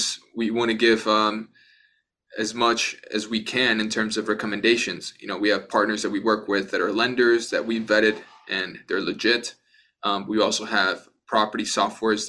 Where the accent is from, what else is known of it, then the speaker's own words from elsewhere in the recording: Miami, Florida, United States; also born or lived in Bogota, Colombia; originally I was born in Bogota, Colombia. I was raised in Miami